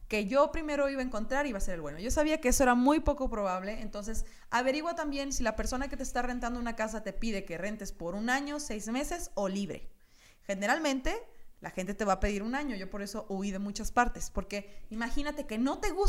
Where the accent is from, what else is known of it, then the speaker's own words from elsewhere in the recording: Hermosillo, Sonora, Mexico; moved away; Yo me vine de Hermosillo con una maleta con cosas que se asegura que iban a aguantar un año, ¿sabes?